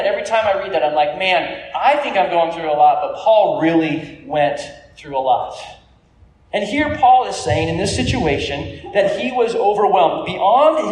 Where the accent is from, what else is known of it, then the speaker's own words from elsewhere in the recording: California, United States; I grew up in California